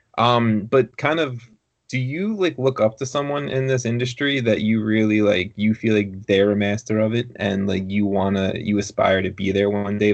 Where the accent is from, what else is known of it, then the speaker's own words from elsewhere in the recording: Long Island, New York, United States; I'm a Long Islander